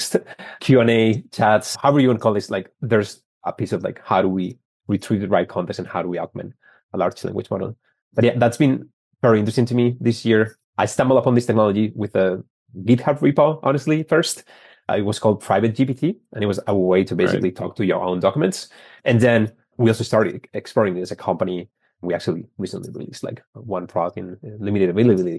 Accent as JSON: {"language": "English", "country": "Spain", "also_born_or_lived": "San Francisco", "moved": "as an adult", "lives_now": "Boston, United States", "said": "I started telecommunications engineering back in Spain. I'm from Spain"}